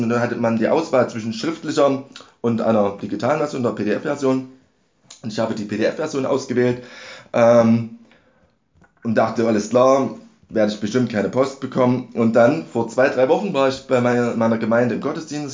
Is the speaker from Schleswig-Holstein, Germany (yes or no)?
no; Dresden, Saxony, Germany; Ich komme aus Dresden.